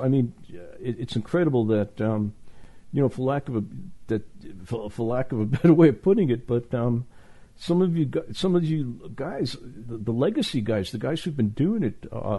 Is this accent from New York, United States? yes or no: yes; New York, United States; I'm from New York.